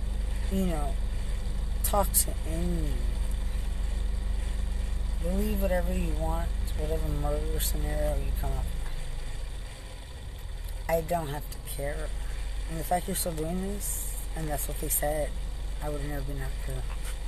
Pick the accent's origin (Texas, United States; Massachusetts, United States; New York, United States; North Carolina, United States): Texas, United States; And I'm from Lubbock County.